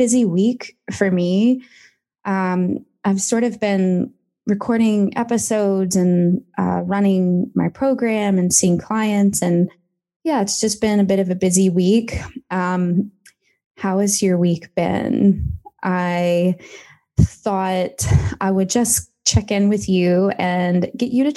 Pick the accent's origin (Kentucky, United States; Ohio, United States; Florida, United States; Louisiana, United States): Kentucky, United States; now in Melbourne, Australia; I'm from Kentucky originally